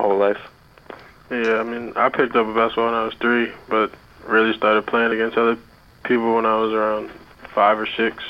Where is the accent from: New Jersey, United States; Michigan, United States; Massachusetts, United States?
Massachusetts, United States; Springfield; I'm from Springfield, Massachusetts.